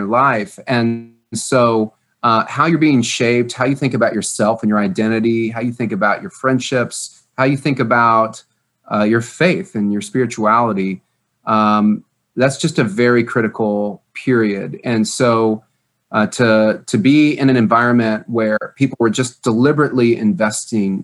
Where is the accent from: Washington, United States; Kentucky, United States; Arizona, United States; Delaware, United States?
Kentucky, United States; Louisville; moved away; also born or lived in Indianapolis, Indiana; I'm from Louisville, Kentucky